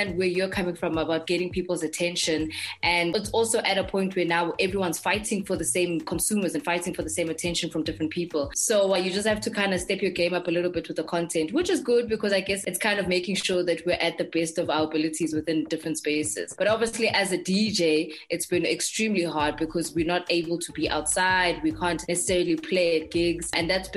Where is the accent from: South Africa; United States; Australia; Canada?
South Africa; Johannesburg, Gauteng; I grew up in Johannesburg.